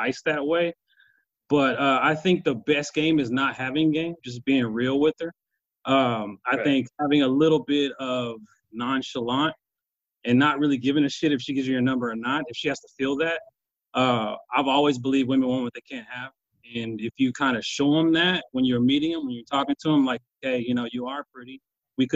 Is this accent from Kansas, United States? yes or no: yes; Kansas, United States; I'm from Kansas